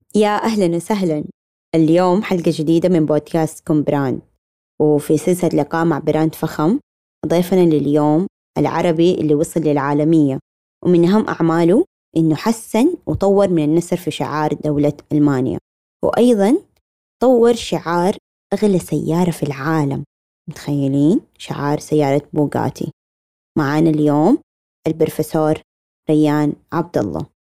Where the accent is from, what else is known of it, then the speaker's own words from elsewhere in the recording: Saudi Arabia; عندنا في السعودية